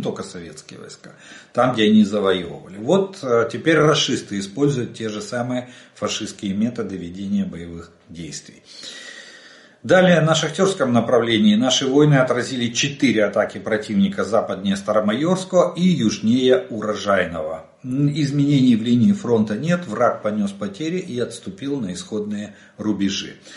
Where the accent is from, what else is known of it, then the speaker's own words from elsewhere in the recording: Ukraine; мы из Украины